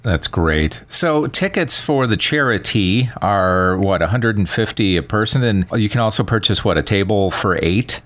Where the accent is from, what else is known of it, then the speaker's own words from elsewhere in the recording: Wisconsin, United States; now in Las Vegas, United States; I'm from Wisconsin originally